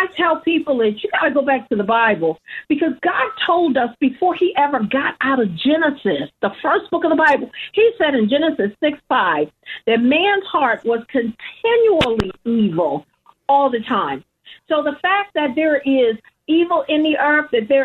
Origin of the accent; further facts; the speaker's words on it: Baltimore, Maryland, United States; I'm originally from the Baltimore, Maryland. I was born in the city, raised by a grandmother